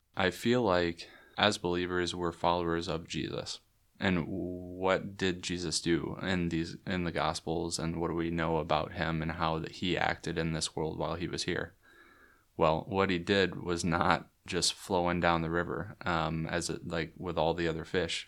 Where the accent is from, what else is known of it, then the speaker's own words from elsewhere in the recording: Waco, Texas, United States; I grew up here in Waco